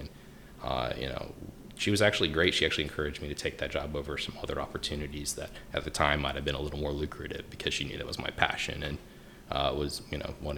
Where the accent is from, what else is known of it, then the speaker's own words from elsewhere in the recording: Wilmington, North Carolina, United States; We're both from Wilmington, North Carolina, and we started dating my senior year of high school